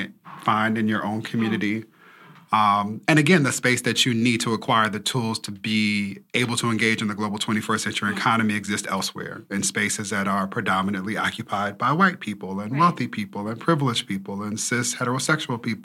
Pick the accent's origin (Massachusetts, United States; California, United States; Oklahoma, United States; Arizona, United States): California, United States; Inglewood; I grew up in Inglewood, California